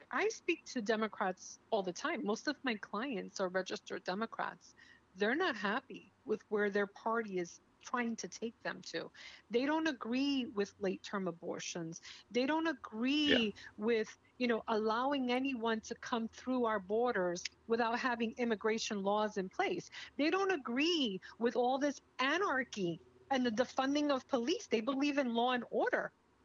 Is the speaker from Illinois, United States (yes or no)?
no; New York, United States; moved away as an adult; now in South Florida, United States; I grew up in New York